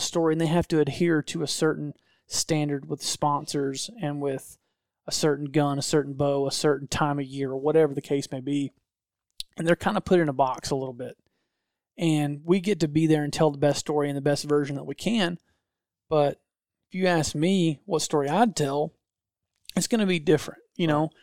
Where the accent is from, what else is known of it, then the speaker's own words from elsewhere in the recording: Georgia, United States; I'm a redneck from Georgia